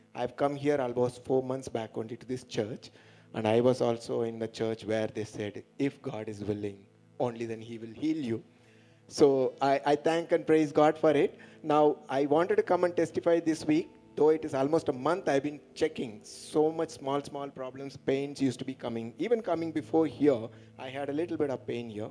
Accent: Madurai, Tamil Nadu, India; from Madurai, working in railways

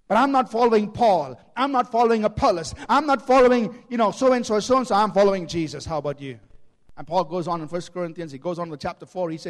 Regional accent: Chennai, Tamil Nadu, India; born there; My, I was born in Chennai and my mother's from Tamil Nadu.

